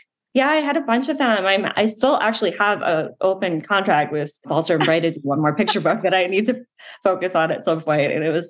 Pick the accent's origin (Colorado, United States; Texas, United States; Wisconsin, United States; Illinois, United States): Wisconsin, United States; moved away as an adult; also born or lived in Michigan / Thailand / Egypt / Netherlands; I grew up in Wisconsin mostly. Was born in Michigan. My family's all Midwestern.